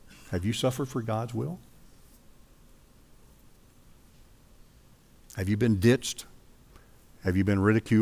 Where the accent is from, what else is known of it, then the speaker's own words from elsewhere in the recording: United States; I'm an American